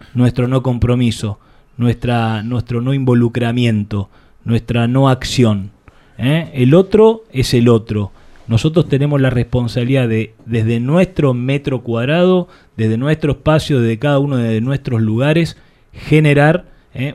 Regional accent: Argentina; nosotros como sociedad, como argentinos

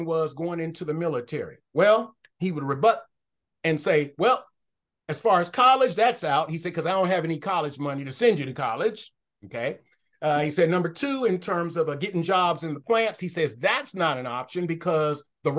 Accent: Detroit, Michigan, United States; moved away as an adult; also born or lived in Philippines / Denton, Texas; I was born and raised in Detroit, Michigan.

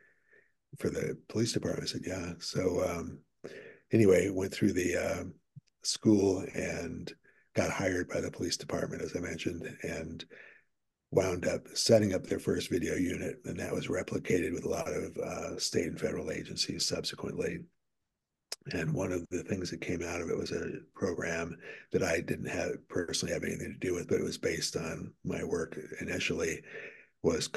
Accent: New York, United States; also born or lived in Washington, D.C. / Connecticut; my family moved to New York, grew up there for a while, attended school

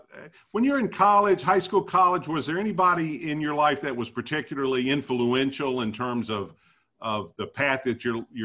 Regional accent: Memphis, Tennessee, United States; I'm a fifth generation Memphian

